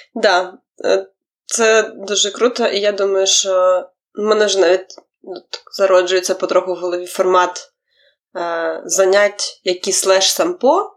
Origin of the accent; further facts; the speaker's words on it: Ukraine; я з України